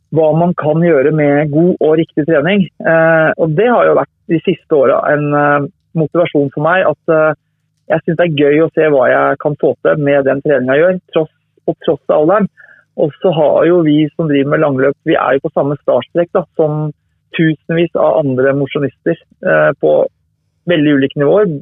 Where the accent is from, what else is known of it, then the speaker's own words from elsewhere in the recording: Tønsberg, Vestfold, Norway; jeg har flytta tilbake til Tønsberg nå, men jeg har vokst opp i Tønsberg